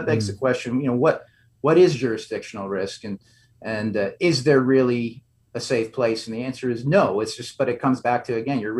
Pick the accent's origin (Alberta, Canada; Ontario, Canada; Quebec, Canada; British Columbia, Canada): Ontario, Canada; Toronto; I'm from Toronto, and Toronto, much like Vancouver, is really a hub.